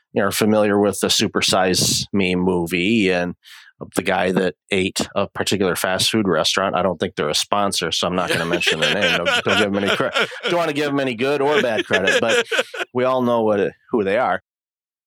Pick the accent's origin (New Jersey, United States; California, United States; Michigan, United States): Michigan, United States; Detroit; moved away as an adult; also born or lived in Windsor, Ontario; now in Toronto, Canada; I'm originally from the Detroit area and immigrated to Canada with my my then wife back in 2004.